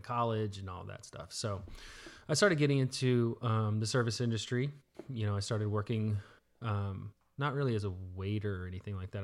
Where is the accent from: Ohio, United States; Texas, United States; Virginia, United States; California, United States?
Texas, United States; Dallas; also born or lived in Florida / Garland, Texas; I say I'm from Dallas